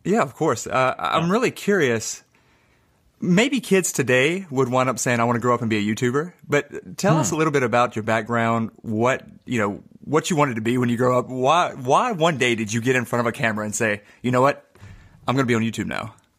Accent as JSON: {"language": "English", "region": "Mississippi", "country": "United States", "said": "we're from Mississippi"}